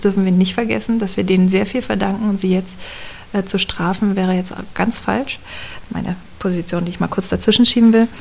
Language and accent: German; Cottbus, Brandenburg, Germany; also born or lived in Potsdam / Kraków; geboren und aufgewachsen bin ich in Cottbus